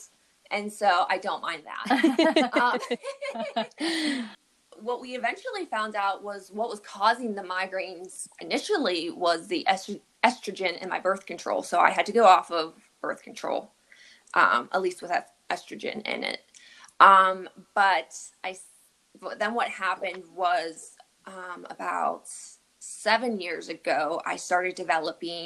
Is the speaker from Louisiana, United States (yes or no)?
no; Pittsburgh, Pennsylvania, United States; moved away as an adult; now in Pleasantville, United States; I am actually not from New York at all. I grew up and was raised in Pittsburgh, Pennsylvania.